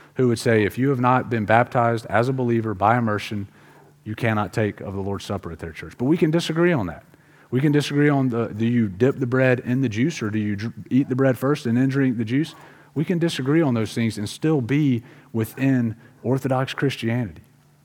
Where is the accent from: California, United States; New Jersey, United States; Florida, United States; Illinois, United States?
Florida, United States; Pensacola; The church I grew up in Pensacola, Florida, which is a town that's on the city that's on the beach